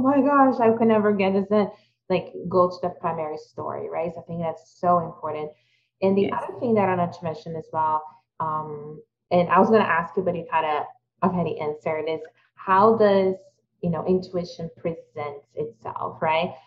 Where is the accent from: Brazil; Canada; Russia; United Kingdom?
Brazil; moved away; I also was fortunate to have a really good childhood, but growing up in Brazil